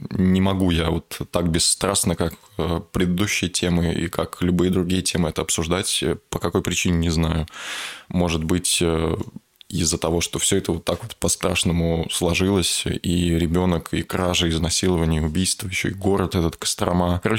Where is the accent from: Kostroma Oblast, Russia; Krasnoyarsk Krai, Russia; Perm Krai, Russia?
Kostroma Oblast, Russia; Kostroma; я понял, что вот такой ужас происходит ре- реально там, где ты рос сам.